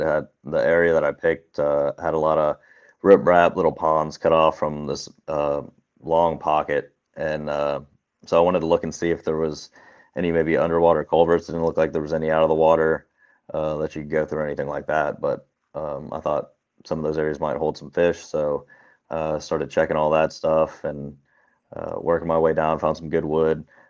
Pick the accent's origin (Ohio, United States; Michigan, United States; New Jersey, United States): Ohio, United States; Cincinnati; I'm from Cincinnati, Ohio